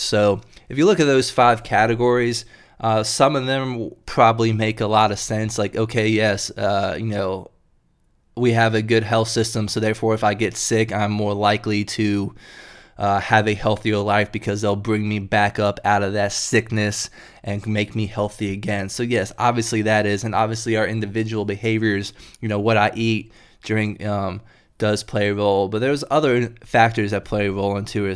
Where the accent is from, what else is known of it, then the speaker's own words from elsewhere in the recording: Durham, North Carolina, United States; moved away as an adult; also born or lived in Chapel Hill, North Carolina; now in Richmond, United States; I'm from North Carolina myself. Uh, Grew up in Durham and Chapel Hill down there